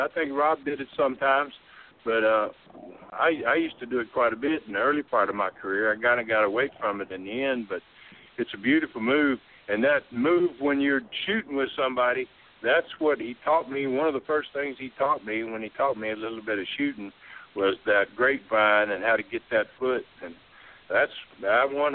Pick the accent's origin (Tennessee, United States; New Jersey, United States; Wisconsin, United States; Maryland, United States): Tennessee, United States; Kingsport; also born or lived in Dyersburg, Tennessee; I was born in Dyersburg, and around that same time frame, we lived in Kingsport.